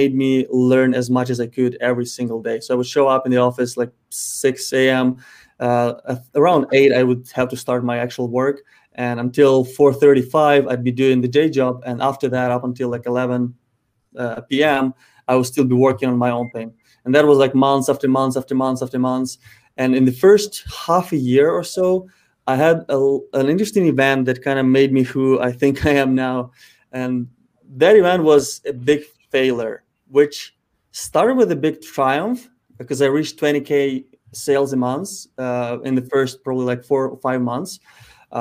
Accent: Ukraine; moved away; Ukraine, my home country

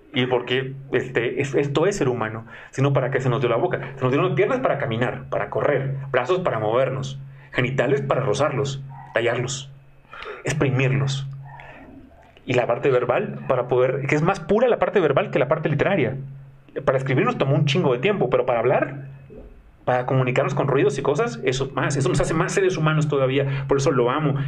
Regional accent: Mexico; soy mexicano

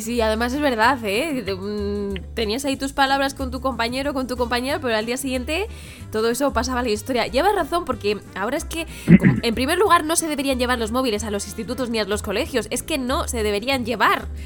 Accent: Madrid, Community of Madrid, Spain; yo vengo de otro barrio que también es de la zona sur, que se llama Villaverde

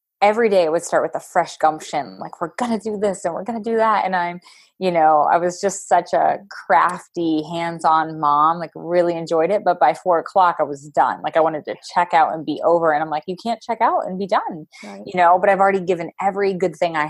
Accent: Pennsylvania, United States; moved away as an adult; now in Wisconsin, United States; I'm not even from Wisconsin. We live here now. I'm from Pennsylvania

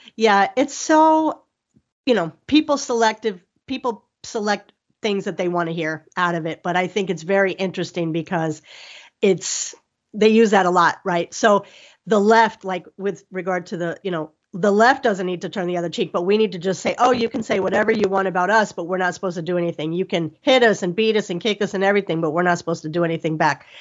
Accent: Miami, Florida, United States; I'm from Miami

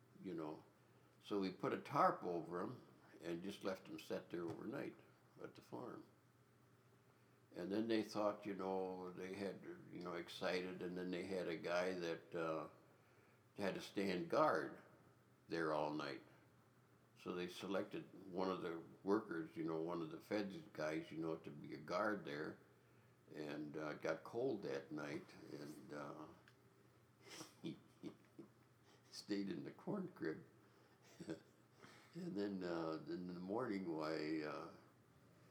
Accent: Elm Creek, Wolf Creek country, South Dakota, United States; I grew up down in Elm Creek, Wolf Creek countries where I grew up

